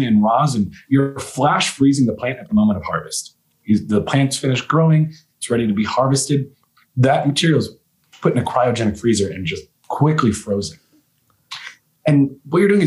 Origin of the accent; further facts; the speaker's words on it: Virginia, United States; moved away as an adult; also born or lived in Maryland; now in Colorado, United States; I was born and raised in Virginia